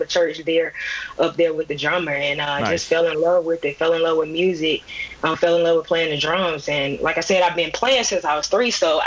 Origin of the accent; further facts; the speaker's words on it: Birmingham, Alabama, United States; moved away as an adult; now in Atlanta, United States; I'm from Birmingham, Alabama. I currently live in Atlanta, Georgia